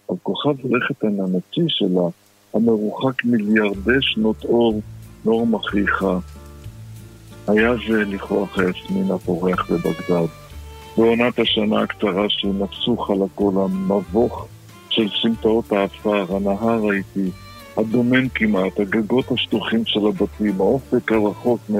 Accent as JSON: {"language": "Hebrew", "town": "Baghdad", "region": "Baghdad Governorate", "country": "Iraq", "tie": "born or raised there", "said": "כן, אני יליד בגדד."}